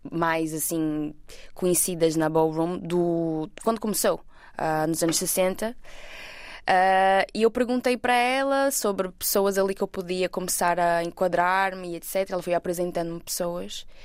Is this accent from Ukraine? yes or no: no; Portugal; also born or lived in Brazil; eu nasci no Brasil, mas por volta dos meus 10 eu vim para Portugal. Uh, então eu basicamente cresci cá também.